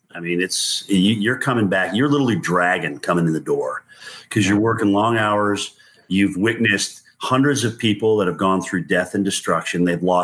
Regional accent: Appalachia, United States; I grew up in Appalachia. I love it. Being in the South, it's just a southern extent of the same mountain chain I grew up on.

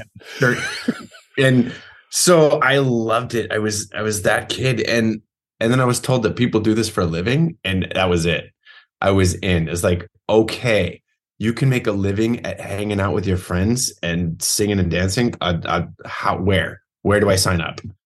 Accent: Modesto, California, United States; now in New York City, United States; I'm from Modesto, California. I currently live in New York City

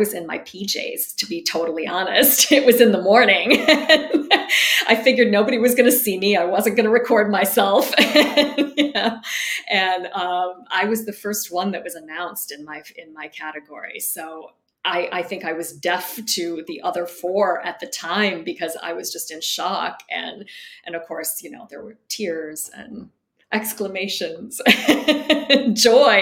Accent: outside of Detroit, Michigan, United States; moved away; I grew up in Michigan, so I was near the Great Lakes

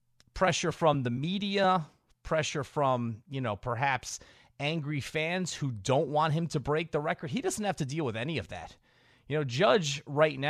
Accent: New York, United States; growing up in New York, my father, who's like 72 right now, in his 70s, grew up a Yankee fan. I grew up a Yankee fan

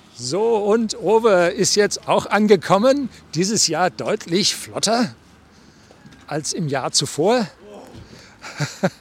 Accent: Bavaria, Germany; als Bayer

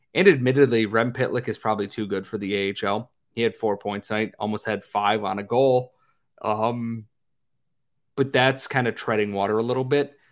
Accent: United States; as an American

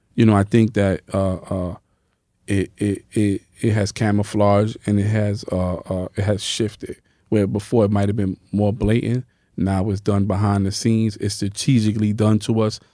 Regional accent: New York City, New York, United States; also born or lived in Bronx; I'm from Harlem

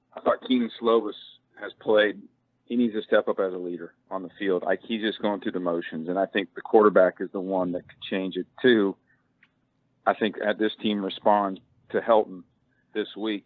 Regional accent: Sacramento, California, United States; now in Kentucky, United States; I'm actually originally from Sacramento

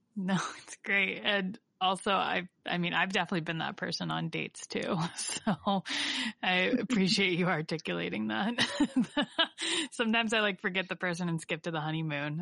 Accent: Northeast Ohio, United States; we're both from Northeast Ohio area

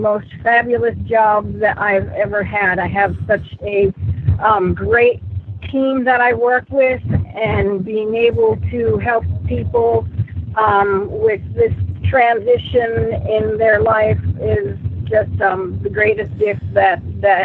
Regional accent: Tavares, Florida, United States; also born or lived in Dunnellon, Florida; I am from Tavares. I used to live just south of you in Dunellen

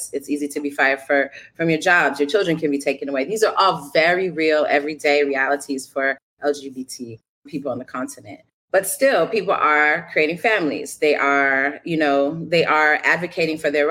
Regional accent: Chicago, Illinois, United States; I grew up on the south side of Chicago

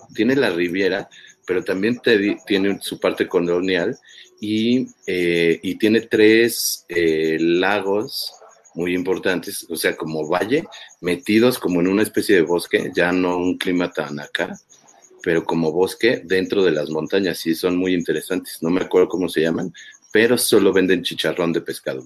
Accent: Tula, Hidalgo, Mexico; allá en Hidalgo, Tula, ya ves que yo soy de allá

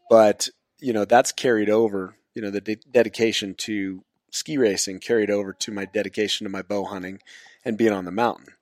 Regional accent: Zephyr Cove, Nevada, United States; also born or lived in Carson Valley, Nevada; I was born and raised here in Nevada, actually up in Zephyr Cove at Lake Tahoe.

